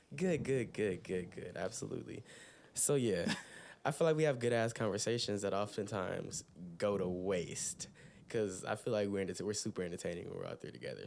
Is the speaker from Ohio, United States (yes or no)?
yes; Toledo, Ohio, United States; I'm from Toledo, Ohio. Mm. Definitely based here